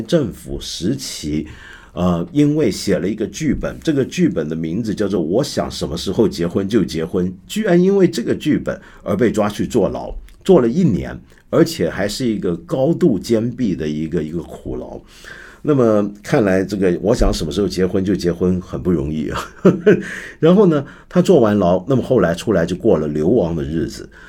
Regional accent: China; 我们既然身为中国人，我身在这个文化之中

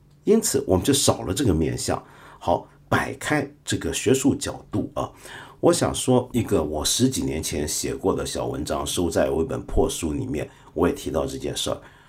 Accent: China; 我身为一个中国人，常常会反过来想，我猜我大概是个汉人啊

